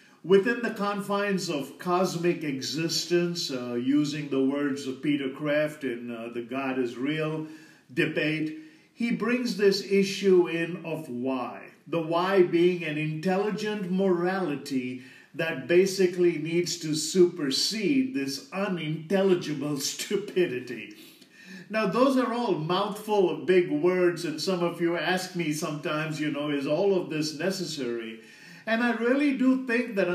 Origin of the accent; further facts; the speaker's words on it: India; as an Indian